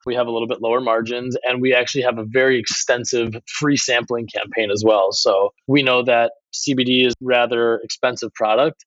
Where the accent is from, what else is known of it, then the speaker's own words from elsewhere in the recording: Milwaukee, Wisconsin, United States; I grew up in Milwaukee area in Wisconsin